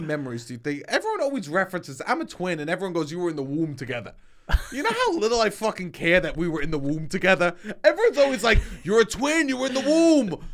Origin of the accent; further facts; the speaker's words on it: New York City, New York, United States; I grew up in Staten Island